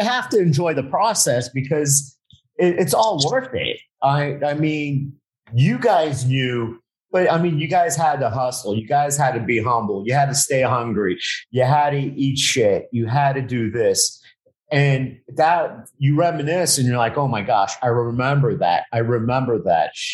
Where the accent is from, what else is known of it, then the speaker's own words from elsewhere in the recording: South Florida, United States; moved away; I'm from South Florida, but I moved moved back down